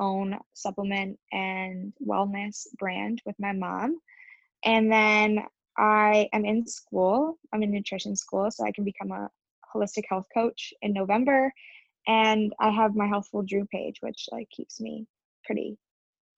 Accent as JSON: {"language": "English", "town": "Windsor", "region": "Ontario", "country": "Canada", "tie": "born or raised there", "said": "I haven't been in Windsor, like in my hometown, for more than I'd say 8 days"}